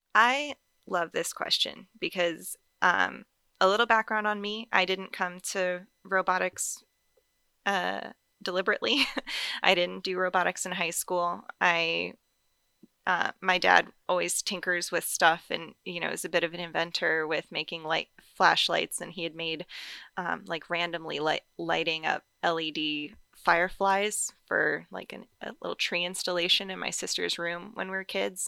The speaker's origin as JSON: {"language": "English", "region": "North Carolina", "country": "United States", "tie": "born or raised there", "moved": "yes", "lives_now": "Las Vegas, United States", "said": "I grew up in North Carolina, and I've lived all over the place since."}